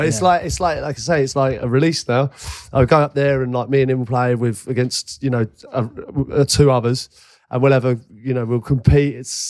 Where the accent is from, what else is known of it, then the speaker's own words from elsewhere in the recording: London, United Kingdom; Like I'm a West London boy, and I grew up in West London